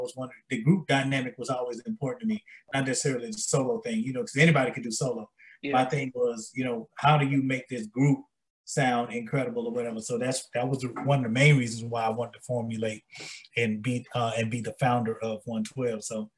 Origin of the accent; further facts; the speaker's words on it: Atlanta, Georgia, United States; We're both from Atlanta, GA.